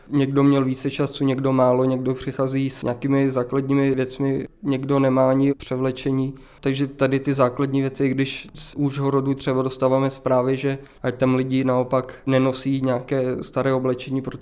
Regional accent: Subcarpathia, Zakarpattia Oblast, Ukraine; my, Rusíni, jako rodáci z Podkarpatí

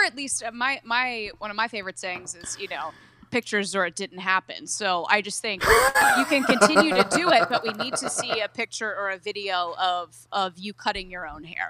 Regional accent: Pinehurst, North Carolina, United States; I grew up in Pinehurst, North Carolina, a little golf town in central North Carolina.

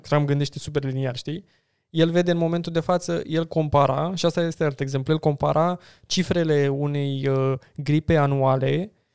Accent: Romania; noi ca români

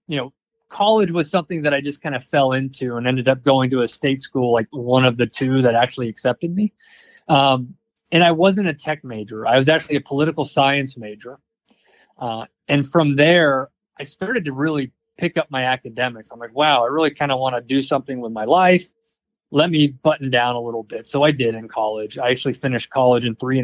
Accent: Georgia, United States; also born or lived in New Orleans / New York / San Francisco; now in Idaho, United States; I grew up in Georgia, the state

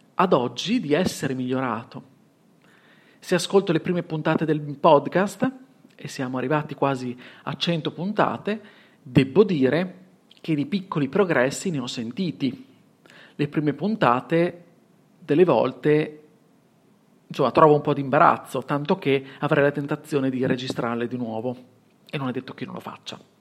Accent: Bologna, Emilia-Romagna, Italy; accent: Bolognese S; ho un accento che non nascondo, e quindi la S bolognese te ne sarai accorto

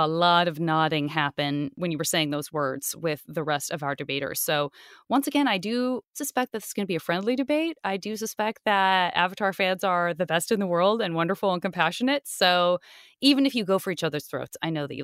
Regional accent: Tucson, Arizona, United States; I'm from Tucson

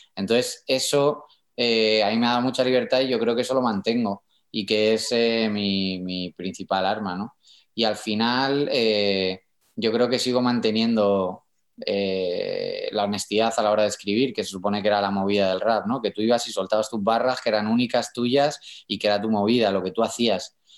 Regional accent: Madrid, Community of Madrid, Spain; accent: madrileño; Yo nací en Puerta del Ángel

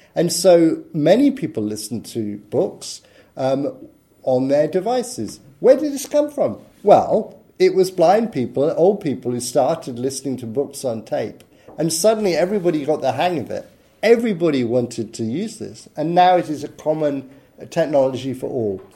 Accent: United Kingdom; I'm British

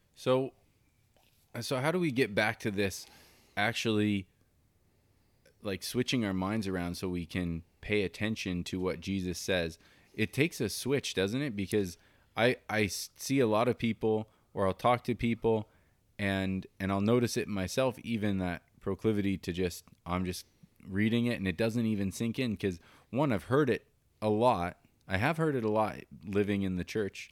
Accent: Colorado, United States; moved away; I'm from Colorado

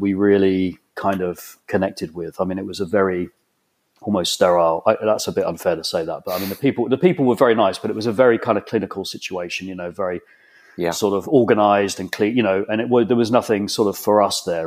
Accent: Exeter, South West England, United Kingdom; moved away as an adult; also born or lived in Bristol; now in Ghent, United States; I was born and raised essentially in Devon, in Exeter.

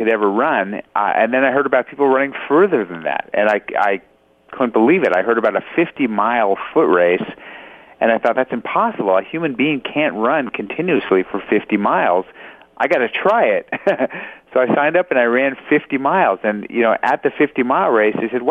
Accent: Los Angeles, California, United States; born or raised there

